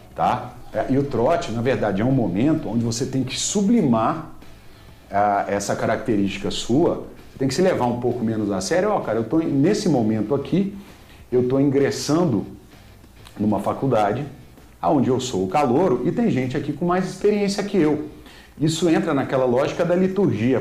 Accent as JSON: {"language": "Portuguese", "region": "Minas Gerais", "country": "Brazil", "said": "Eu sou de Minas"}